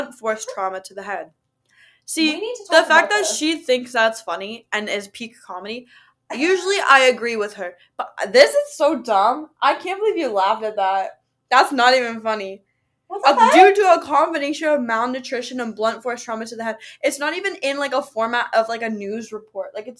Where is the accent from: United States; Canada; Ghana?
Canada; Waterloo, Ontario; also born or lived in Toronto; I do live in Waterloo permanently. I've lived here my whole life